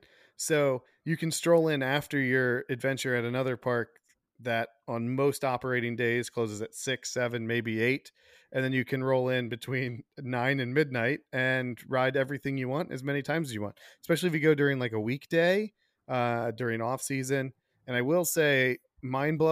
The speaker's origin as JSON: {"language": "English", "region": "New England", "country": "United States", "tie": "born or raised there", "moved": "yes", "lives_now": "Orlando, United States", "said": "growing up in New England"}